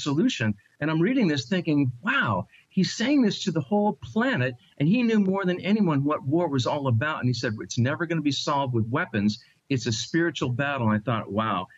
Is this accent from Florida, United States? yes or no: no; Long Island, New York, United States; I'm a native New Yorker. I was born in Long Island, New York